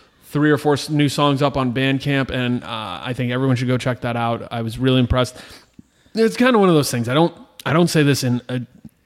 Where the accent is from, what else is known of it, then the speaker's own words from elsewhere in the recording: Brick, New Jersey, United States; We're from Bricktown.